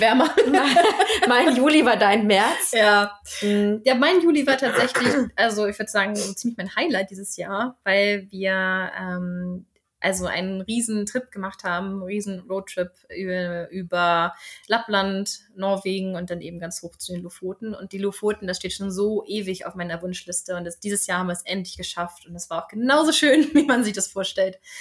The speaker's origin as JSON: {"language": "German", "region": "Northern Germany", "country": "Germany", "moved": "as an adult", "lives_now": "Sweden", "said": "ich komme ja aus Norddeutschland."}